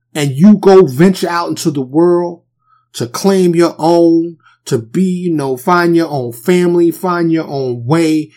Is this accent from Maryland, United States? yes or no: no; New York City, New York, United States; I grew up in New York City and the projects, they're like little cities